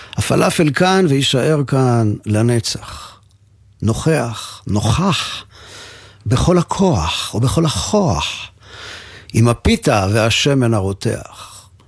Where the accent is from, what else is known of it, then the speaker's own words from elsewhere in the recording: Givatayim, Tel Aviv District, Israel; לנו בגבעתיים